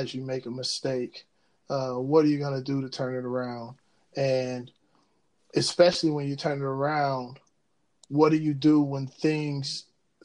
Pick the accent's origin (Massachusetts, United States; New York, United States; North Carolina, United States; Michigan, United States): Michigan, United States; Ecorse; I'm from Ecorse, which is right outside of Detroit